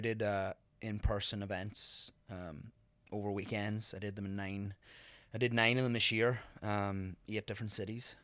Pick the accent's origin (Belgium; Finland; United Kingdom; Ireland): Ireland; moved away as an adult; also born or lived in County Monaghan; now in New York, United States; me growing up in Ireland